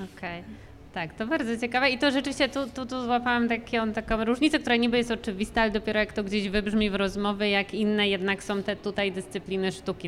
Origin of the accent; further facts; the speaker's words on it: Łódź, Łódź Voivodeship, Poland; ja też jakby urodziłam się tutaj